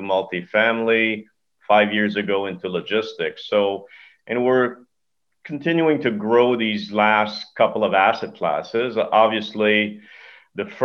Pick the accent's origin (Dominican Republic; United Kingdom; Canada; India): Canada; also born or lived in Montreal; I am Canadian, right? So hockey is it's a religion here